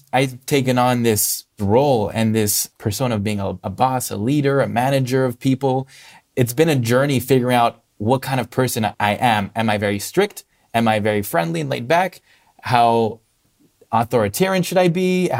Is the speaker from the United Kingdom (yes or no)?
no; Russia; also born or lived in Spain / Hong Kong; now in United States; I grew up in Russia, Spain, and Hong Kong. When people ask me, where are you from? It's a hard question because there are other layers deeper than that. But I moved to the US about 5 years ago for college.